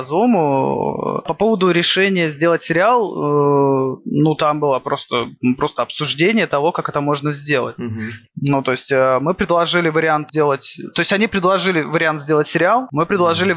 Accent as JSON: {"language": "Russian", "region": "Saint Petersburg", "country": "Russia", "said": "я как петербуржец"}